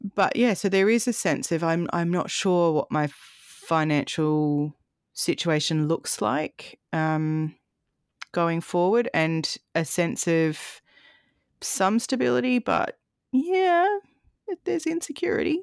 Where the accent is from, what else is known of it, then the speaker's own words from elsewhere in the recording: Adelaide, South Australia, Australia; moved away as an adult; also born or lived in Canberra; I moved back from Canberra to Adelaide last year, and Adelaide is where I grew up